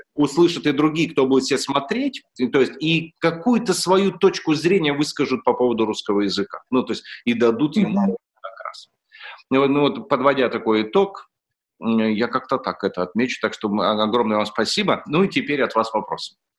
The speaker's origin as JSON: {"language": "Russian", "country": "Russia", "tie": "born or raised there", "said": "я родился в России"}